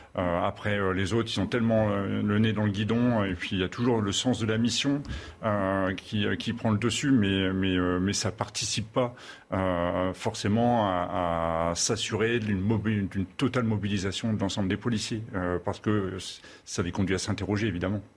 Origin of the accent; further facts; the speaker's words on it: Channel coast, Hauts-de-France, France; je suis originaire des Hauts-de-France. Euh, du littoral de la Manche